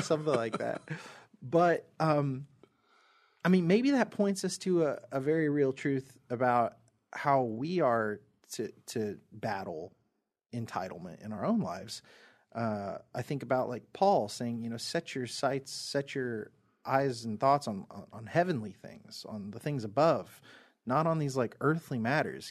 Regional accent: United States; I am from America

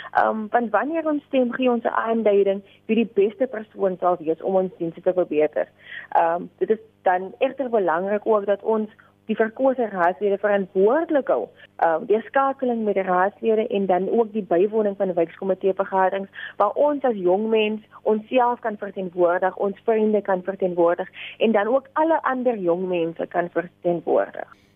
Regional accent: South Africa; as 'n Afrikaner, as 'n jong Suid-Afrikaner

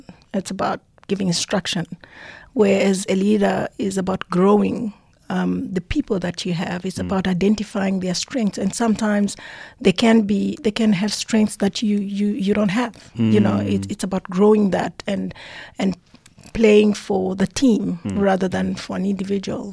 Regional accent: South Africa; I'm proudly South African.

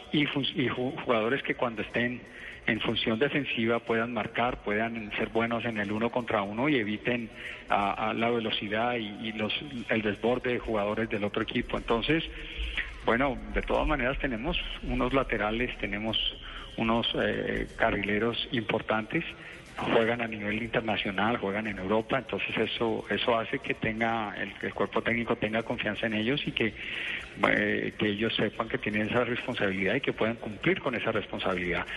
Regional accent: Colombia; como colombianos

